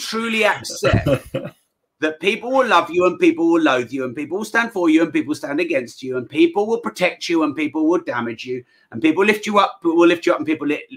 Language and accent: English; United Kingdom